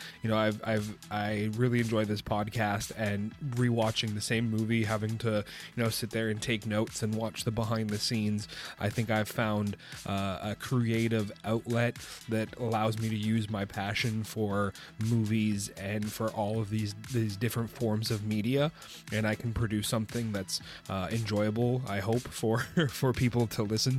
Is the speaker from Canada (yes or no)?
yes; Canada; I'm from Canada. If you weren't aware of that.